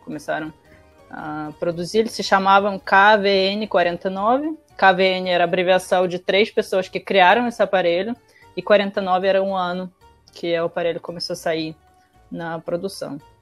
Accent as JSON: {"language": "Portuguese", "country": "Russia", "tie": "born or raised there", "moved": "yes", "lives_now": "Brazil", "said": "na minha adolescência, infância, na, na Rússia"}